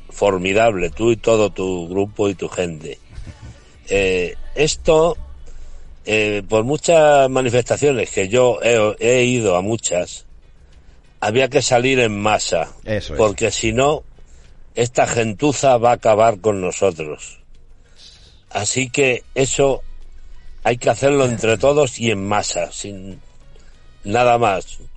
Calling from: Madrid, Community of Madrid, Spain; Hola Julio … de Madrid.

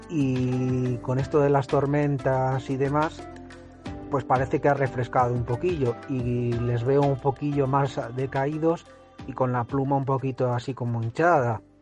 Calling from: Valladolid, Castile and León, Spain; de Valladolid y tengo un par de agapornis.

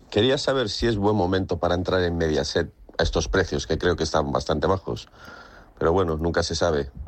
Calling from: Manises, Valencian Community, Spain; de Manises.

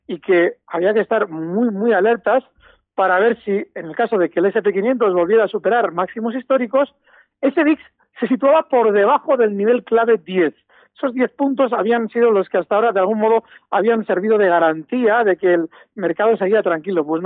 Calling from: Logroño, La Rioja, Spain; Hola, buenas … de Logroño

